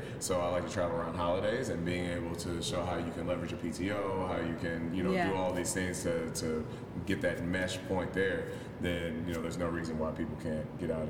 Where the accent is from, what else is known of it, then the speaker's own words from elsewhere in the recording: Tennessee, United States; now in Tampa, United States; No, so I'm originally from Tennessee. I'm a Southern boy.